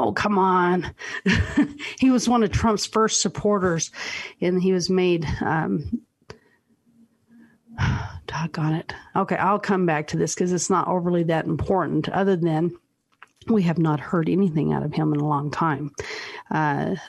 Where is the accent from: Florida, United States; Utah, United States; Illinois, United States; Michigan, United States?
Utah, United States; I'm grateful being from Utah